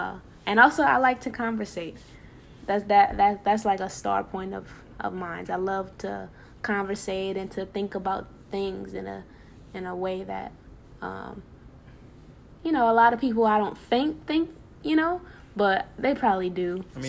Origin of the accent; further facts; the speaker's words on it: New Orleans, Louisiana, United States; Well, I'm from New Orleans. Well, not really, because if you ask me where anything is, I probably wouldn't be able to tell you. I didn't really grow up there.